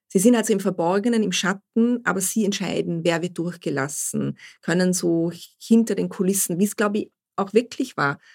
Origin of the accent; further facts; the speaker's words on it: Vorarlberg, Austria; ich komme aus Vorarlberg